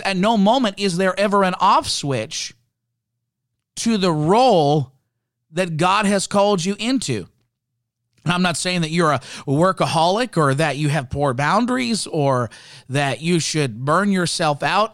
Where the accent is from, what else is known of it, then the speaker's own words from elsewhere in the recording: Canada; I'm, I'm Canadian. For those that didn't know, I, I love being a Canadian citizen. I love my country.